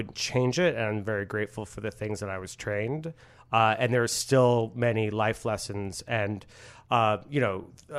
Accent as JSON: {"language": "English", "town": "Port Coquitlam", "region": "British Columbia", "country": "Canada", "accent": "suburban", "said": "When I arrived at drama school, like, which was in Vancouver, I was from Port Coquitlam, and they said that I sounded very suburban."}